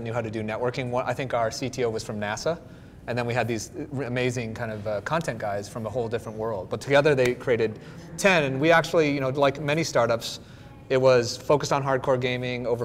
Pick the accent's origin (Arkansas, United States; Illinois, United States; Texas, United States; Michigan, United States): Michigan, United States; moved away; also born or lived in Southern California; I'm from Michigan originally